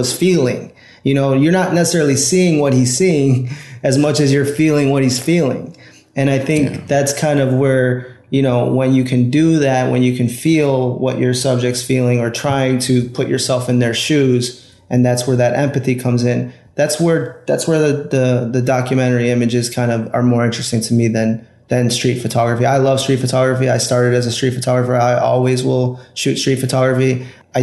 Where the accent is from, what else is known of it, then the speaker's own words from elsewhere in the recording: Chicago, Illinois, United States; I got my degree in photography from Columbia College here in Chicago, which is my hometown